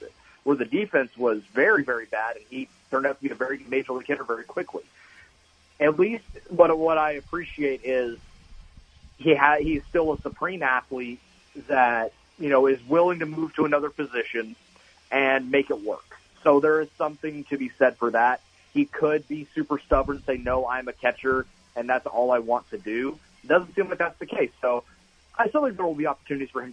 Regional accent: United States; being an American myself

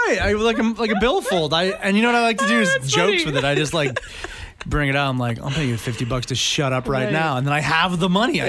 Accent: Sudbury, Ontario, Canada; I was born in Sudbury, Ontario. I was born in the shadow, literally, of the big nickel.

